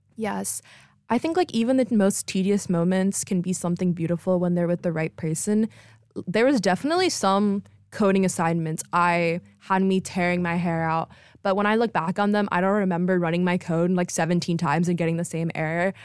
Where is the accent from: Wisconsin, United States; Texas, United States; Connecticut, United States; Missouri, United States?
Texas, United States; moved away as an adult; I'm from Texas